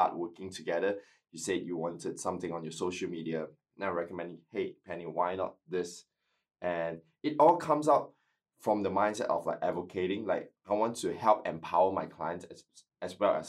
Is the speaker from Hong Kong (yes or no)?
no; Malaysia; now in Adelaide, Australia